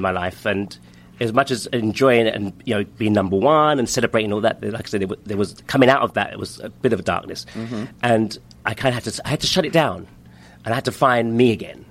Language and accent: English; London, United Kingdom; moved away as an adult; now in New York City, United States; I'm from London, born and raised in London